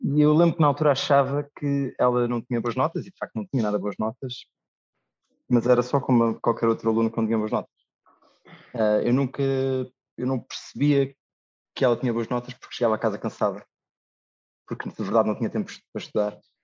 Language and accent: Portuguese; Lisbon, Portugal; moved away as an adult; sou de Lisboa